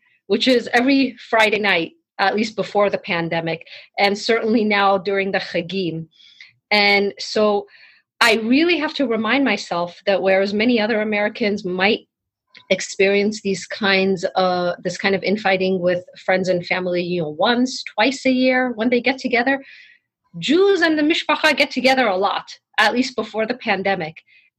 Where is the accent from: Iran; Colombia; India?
Iran; Tehran, Tehran Province; now in United States; as someone who escaped Iran after the revolution, that was decades ago, but sometimes I still cannot believe that I was born and raised in Tehran